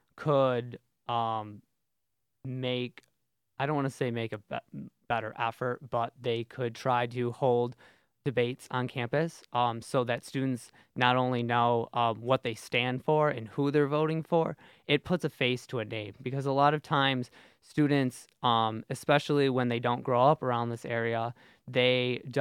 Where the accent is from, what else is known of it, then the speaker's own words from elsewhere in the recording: Syracuse, New York, United States; moved away as an adult; now in Binghamton, United States; I'm from Syracuse